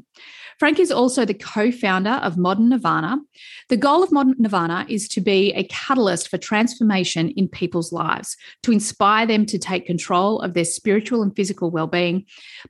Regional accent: Melbourne, Victoria, Australia; in Melbourne where I grew up

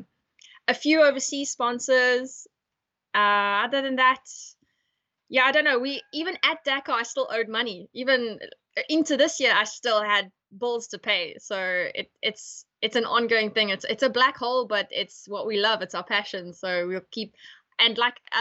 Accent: East London, Eastern Cape, South Africa; moved away; also born or lived in North West, South Africa; I come from East London

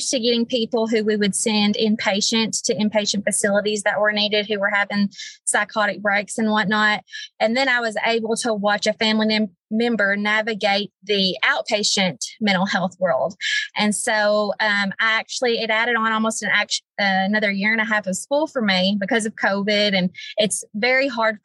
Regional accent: Newport, Arkansas, United States; I am originally born and raised in Jackson County. I graduated from Newport in 2007

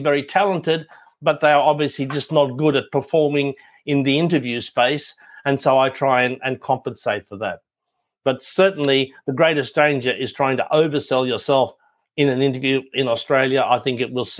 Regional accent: Ireland; we're Irish

